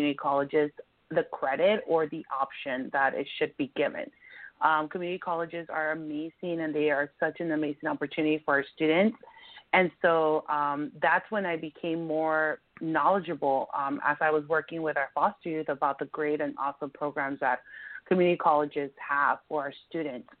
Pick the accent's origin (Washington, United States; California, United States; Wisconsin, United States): California, United States; Compton; also born or lived in Mexico / Norwalk / San Diego; I came to this country when I was about 6 years old from Mexico with my parents, and I grew up in Compton.